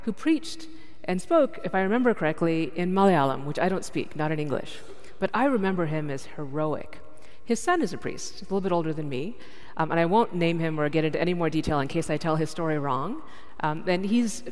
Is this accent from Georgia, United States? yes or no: no; Dallas, Texas, United States; I grew up in Dallas, Texas